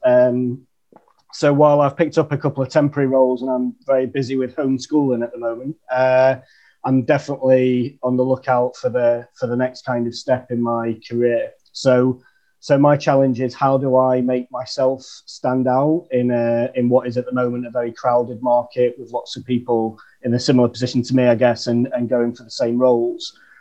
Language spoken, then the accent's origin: English; Chesterfield, East Midlands, United Kingdom; now in London, United Kingdom; I'm living in London, uh, but right. I'm from a place called Chesterfield in the north okay. of England